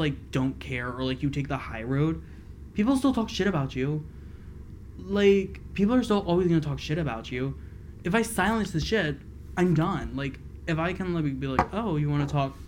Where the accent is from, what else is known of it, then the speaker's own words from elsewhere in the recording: Pennsylvania, United States; also born or lived in Philadelphia; I grew up in Pennsylvania